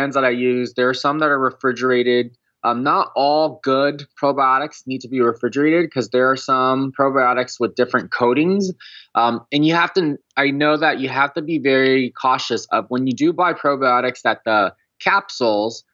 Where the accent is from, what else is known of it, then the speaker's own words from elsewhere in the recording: California, United States; I grew up in California